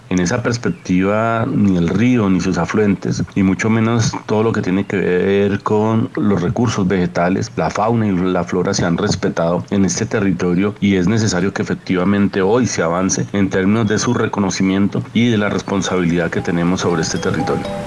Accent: Colombia

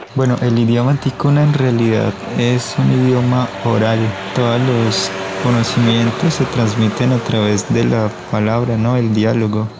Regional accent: San Pedro de los Lagos, Amazonas, Colombia; first language Ticuna; Spanish is a second language; yo soy de San Pedro de los Lagos, del clan Paujil

